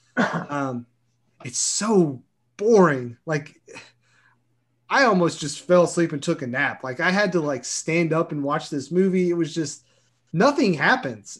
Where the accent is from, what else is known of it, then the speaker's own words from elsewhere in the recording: Kentucky, United States; I'm from Kentucky, and, you know, We're not all coal miners